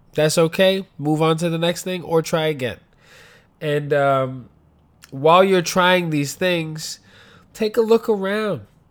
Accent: New York City, New York, United States; I grew up in the Bronx

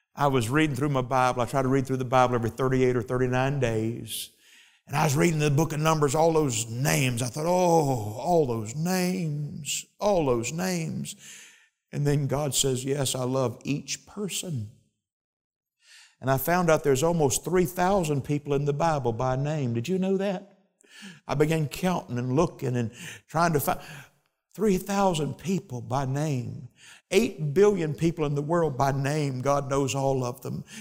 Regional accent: United States; I'm an American

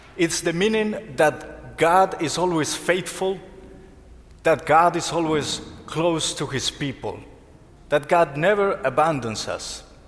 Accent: Colombia; moved away; I'm from Colombia

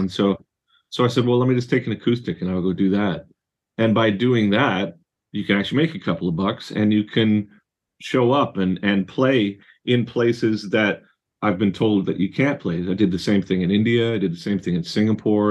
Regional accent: Surrey, British Columbia, Canada; I was raised in Surrey in British Columbia

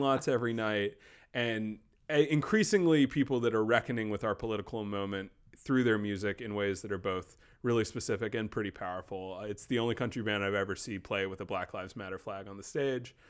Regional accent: North Carolina, United States; moved away; my parents were both from New York. I was born in North Carolina. So I very much grew in, but, in, but not of the South

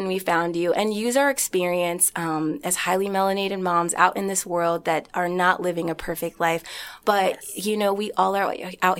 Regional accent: Omaha, Nebraska, United States; I grew up in Omaha, Nebraska.

